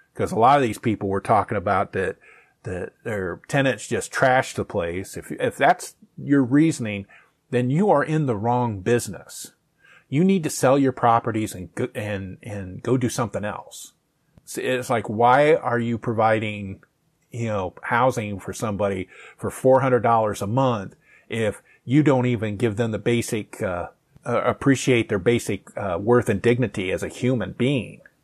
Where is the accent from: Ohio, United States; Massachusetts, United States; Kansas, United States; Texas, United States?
Ohio, United States; Findlay; my hometown, um, south of Toledo